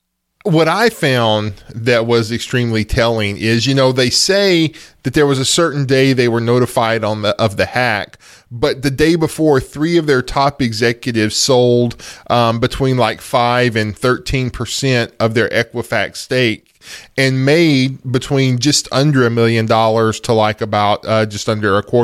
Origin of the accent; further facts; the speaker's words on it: United States; You know, okay, we're American citizens. So the government has our data. That's just the thing of being an American citizen.